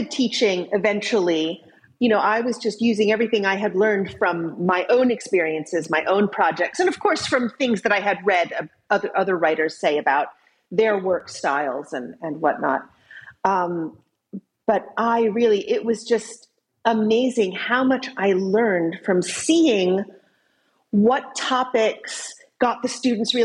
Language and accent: English; United States; accent: American; now in Cambridge, United Kingdom; I'm an American. You can tell from my accent, but I live in Cambridge, England